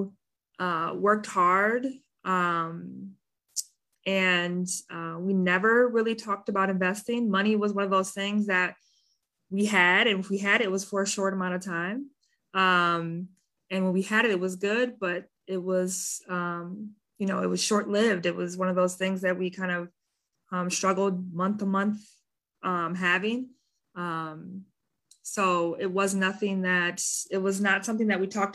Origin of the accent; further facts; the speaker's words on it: Madison, Wisconsin, United States; now in Milwaukee, United States; I grew up in Madison, Wisconsin, the capital of Wisconsin.